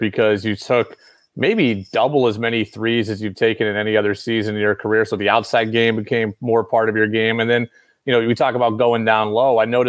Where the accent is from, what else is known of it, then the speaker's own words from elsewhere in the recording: Albany, New York, United States; I grew up in Albany also